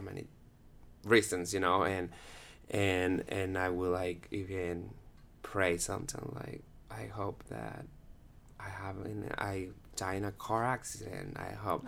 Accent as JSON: {"language": "English", "town": "Guatemala City", "region": "Guatemala Department", "country": "Guatemala", "tie": "born or raised there", "also_born_or_lived": "Peru", "moved": "as an adult", "lives_now": "Utah, United States", "said": "I'm from Guatemala, Guatemala City, and I moved to Utah, uh, s, around eight years ago. So, I grew up all the E's, um, in Guatemala."}